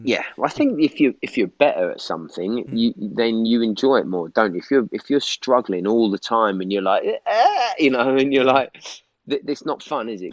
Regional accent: Norwich, East of England, United Kingdom; moved away as an adult; now in London, United Kingdom; So I was born in Norwich, but six months old, I moved back to London because my parents were both London, um, and we lived there for six years, and then we moved to back to Norwich till I was 24

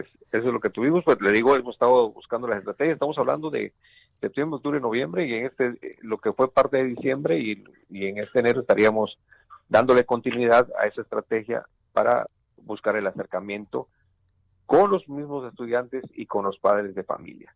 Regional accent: Mexico; todos como, como mexicanos

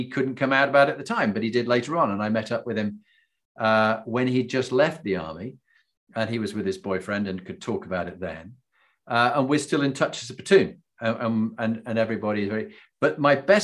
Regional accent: Yorkshire and the Humber, United Kingdom; I grew up in Yorkshire in England

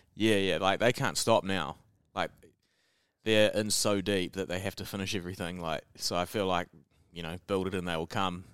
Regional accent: New Zealand; accent: Kiwi; They recognise my accent straight. I, I'd say hello, and they'd be like, "Oh, Kiwi."

